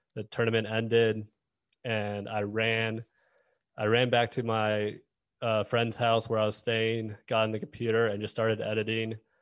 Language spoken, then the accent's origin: English; Dallas, Texas, United States; moved away; also born or lived in Kansas City; I'm from Dallas